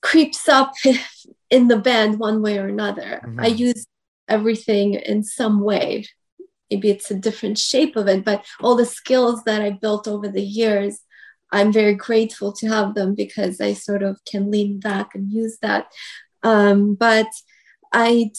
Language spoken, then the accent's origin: English; Houston, Texas, United States; moved away as an adult; also born or lived in New York; now in Los Angeles, United States; when we moved to Houston, and I grew up in Houston, as it was my whole teenage years, my middle school, high school